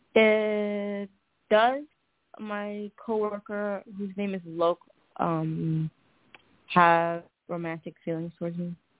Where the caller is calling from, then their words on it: Ohio, United States; I'm calling from Ohio